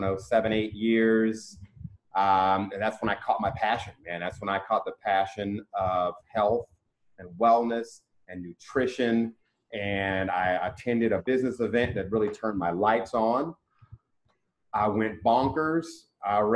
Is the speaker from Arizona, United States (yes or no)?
no; Cincinnati, Ohio, United States; moved away; also born or lived in Mississippi; my hometown